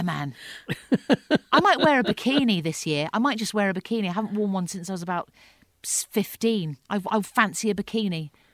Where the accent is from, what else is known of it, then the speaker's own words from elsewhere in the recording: Fetcham, South East England, United Kingdom; we both grew up in Surrey, in the Burbs